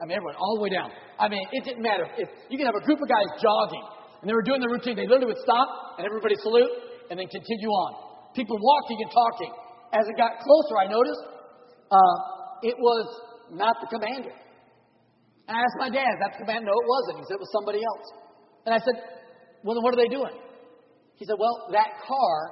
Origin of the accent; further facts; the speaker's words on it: San Diego, California, United States; moved away; also born or lived in Oklahoma; I grew up in San Diego, California.